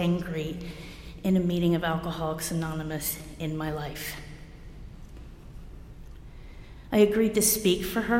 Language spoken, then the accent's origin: English; New Jersey, United States; moved away; also born or lived in New Mexico; I'm from Jersey.